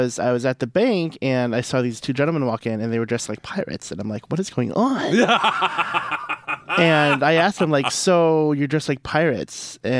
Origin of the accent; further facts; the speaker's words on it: St. Louis, Missouri, United States; moved away; I'm from St. Louis.